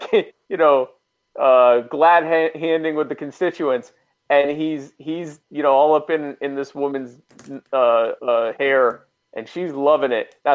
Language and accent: English; the South, United States; I was raised in the South. I don't sound like it, but I'm a Southerner. I sound like this because my parents are from up north, but I'm a Southerner.